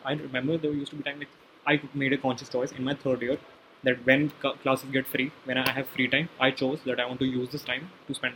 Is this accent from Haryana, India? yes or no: yes; Gurgaon, Haryana, India; I come from Gurgaon